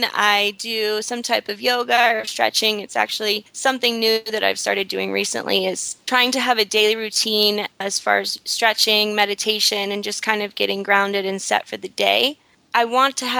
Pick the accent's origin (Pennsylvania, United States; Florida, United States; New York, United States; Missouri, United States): Florida, United States; Tampa; moved away as an adult; also born or lived in Fort Myers, Florida / Fort Lauderdale, Florida / Miami, Florida; now in Costa Rica; I was born in Tampa, Florida. Throughout, I don't know, I would say about the first 15 years, I lived pretty much in the country, out in the middle of nowhere